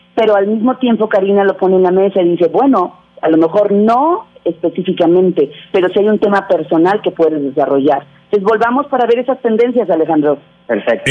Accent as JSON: {"language": "Spanish", "region": "Baja California", "country": "Mexico", "said": "yo soy de Baja California"}